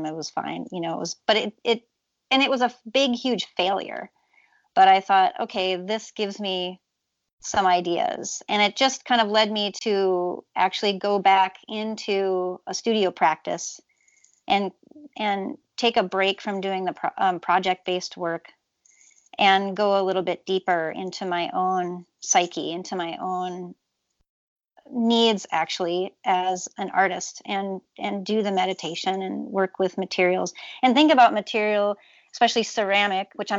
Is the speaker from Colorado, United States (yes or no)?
no; Twin Cities area, Minnesota, United States; I come from the Twin Cities area, although rural area around the Twin Cities.